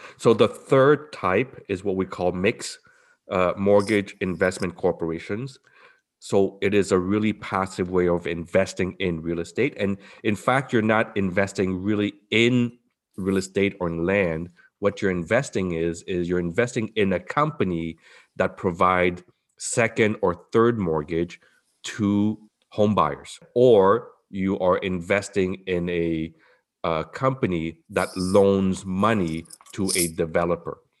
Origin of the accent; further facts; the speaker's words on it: Montreal, Quebec, Canada; moved away as an adult; now in Toronto, Canada; I'm from Montreal, like you, Bob, I'm from Montreal, I moved here right after residency